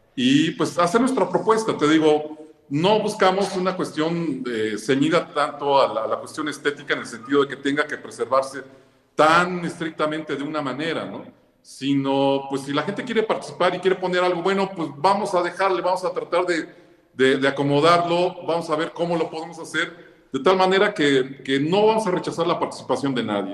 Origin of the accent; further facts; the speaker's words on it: Puebla, Mexico; como poblanos, como gente que le gusta la tradición del Día de Muertos.